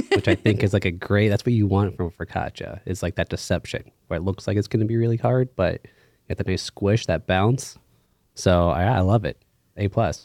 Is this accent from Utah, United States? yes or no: no; Pittsburgh, Pennsylvania, United States; I grew up in the North Hills here in Pittsburgh